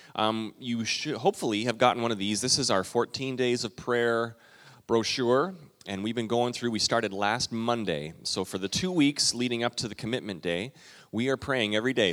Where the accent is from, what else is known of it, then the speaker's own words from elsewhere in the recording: Calgary, Alberta, Canada; moved away; I grew up, my dad was a pastor in Western Canada. I'm a Canadian